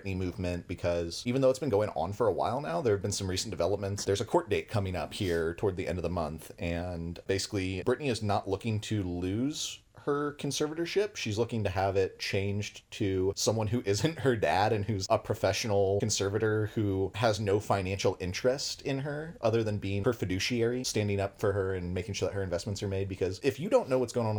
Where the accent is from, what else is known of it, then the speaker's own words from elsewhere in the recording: United States; growing up in the United States